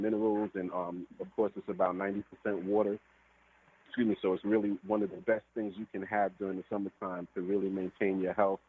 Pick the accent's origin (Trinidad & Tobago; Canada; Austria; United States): Trinidad & Tobago; being Trinidadian